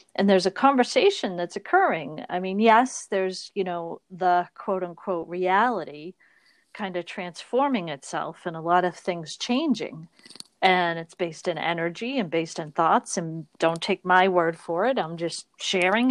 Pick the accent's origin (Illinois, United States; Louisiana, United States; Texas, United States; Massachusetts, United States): Massachusetts, United States; Boston; we're from Boston